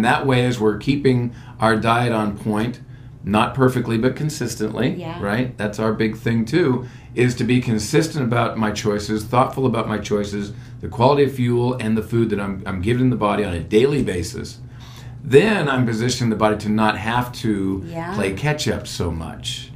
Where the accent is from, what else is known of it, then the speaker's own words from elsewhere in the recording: Townsend, Montana, United States; my hometown in Townsend, Montana.